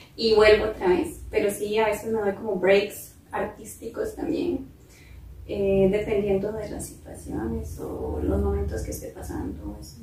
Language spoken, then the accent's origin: Spanish; San Isidro de El General, San José, Costa Rica; yo soy de Pérez Celedón, este, allá en nuestra casa en Pérez Celedón